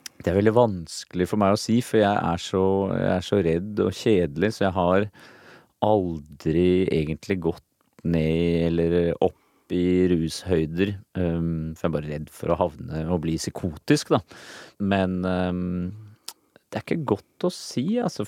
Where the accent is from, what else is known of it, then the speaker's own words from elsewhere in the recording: Norway; moved away; also born or lived in United States; foreldrene mine, da, som var hippier her hjemme i Norge